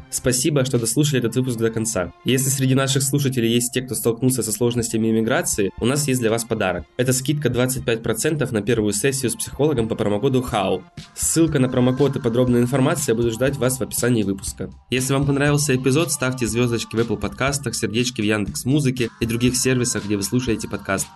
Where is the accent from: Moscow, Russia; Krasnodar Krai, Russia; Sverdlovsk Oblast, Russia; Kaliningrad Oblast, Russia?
Krasnodar Krai, Russia; Krasnodar; Я из Краснодара